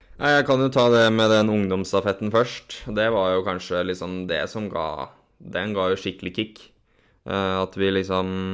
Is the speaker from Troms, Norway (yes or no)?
no; Borgen, Akershus, Norway; Jeg vokste opp eh, på et lite sted som heter Borgen. Det er eh, mellom Kløfta og Jessheim